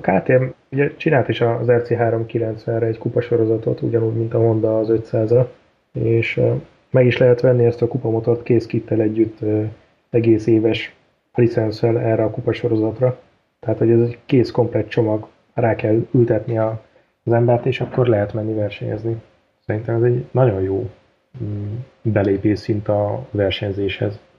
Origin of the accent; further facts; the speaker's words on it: Hungary; mi kicsit olyanok vagyunk, hogy nekünk semmi nem tetszik, mert magyarok vagyunk